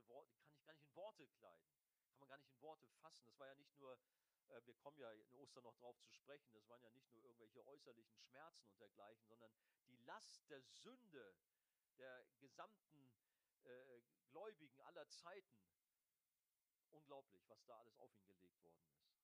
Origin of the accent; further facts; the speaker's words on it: Hamburg, Germany; ich als Hamburger